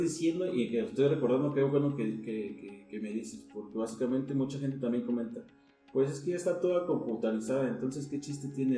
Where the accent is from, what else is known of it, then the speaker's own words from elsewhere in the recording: Mexico; como baristas mexicanos